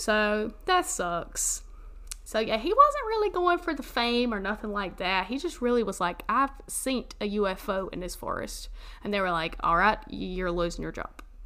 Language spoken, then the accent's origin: English; the South, United States; moved away; my hometown in the mountains